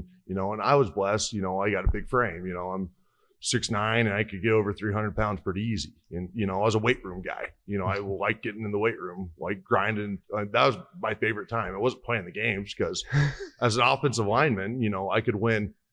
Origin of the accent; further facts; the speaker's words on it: Hastings, Nebraska, United States; I'm from Hastings, Nebraska.